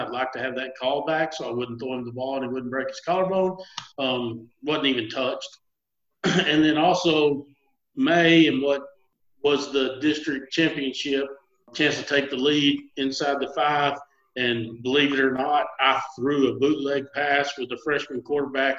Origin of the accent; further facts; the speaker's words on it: Gatesville, Texas, United States; I grew up in Gatesville, Texas